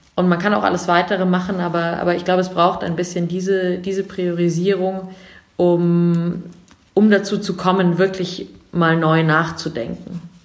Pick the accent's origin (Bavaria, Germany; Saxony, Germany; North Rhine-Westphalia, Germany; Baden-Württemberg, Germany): Bavaria, Germany; Munich; also born or lived in England; Ich komme aus München